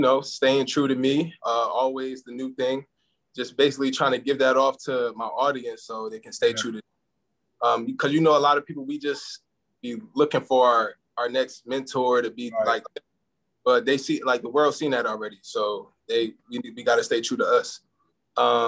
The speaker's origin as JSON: {"language": "English", "region": "New Jersey", "country": "United States", "also_born_or_lived": "Camden, New Jersey / Willingboro, New Jersey", "moved": "yes", "lives_now": "Atlanta, United States", "said": "I'm from New Jersey. So Camden, New Jersey. I'm from Willenboro. Shout out to the 609."}